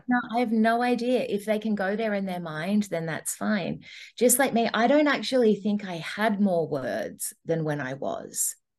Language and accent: English; Australia; now in Gold Coast, Australia; ended up traveling for two and a half years and then coming back to australia